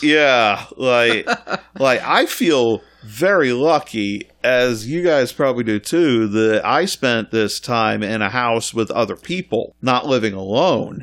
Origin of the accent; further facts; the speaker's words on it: Scotland, United Kingdom; I grew up in Scotland in the eighties